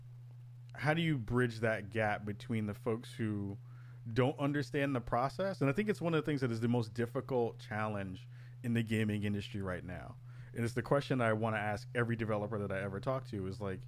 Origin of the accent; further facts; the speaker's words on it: New York City, New York, United States; growing up in the Bronx when I was, you know, in my young days in the early 80s